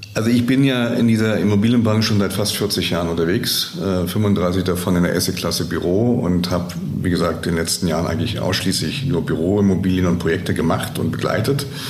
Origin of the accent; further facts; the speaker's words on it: Germany; bei uns in Deutschland